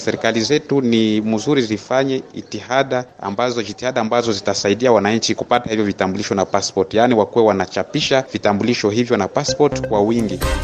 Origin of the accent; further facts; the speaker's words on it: DR Congo; kutoka nchini DRC